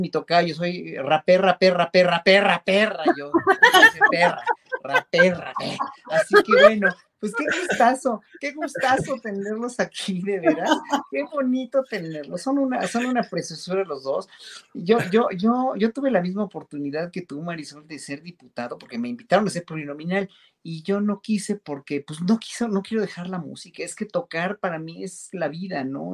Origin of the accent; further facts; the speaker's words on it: Mexico; como pueblo mexicano